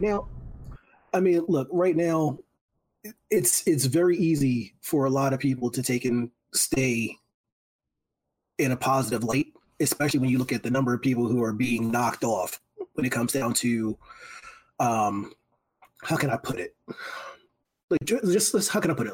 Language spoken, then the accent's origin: English; Philadelphia, Pennsylvania, United States; moved away; As a Philly native, you know, you know, like look, Philly is my hometown, born and raised